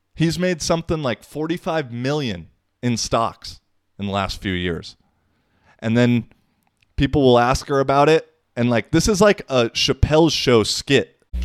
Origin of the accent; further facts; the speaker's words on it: United States; I come from the American perspective 'cause that's where I grew up mostly.